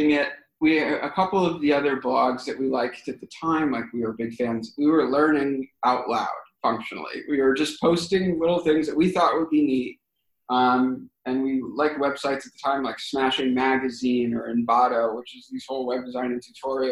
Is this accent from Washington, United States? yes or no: no; Boston, Massachusetts, United States; I'm from Boston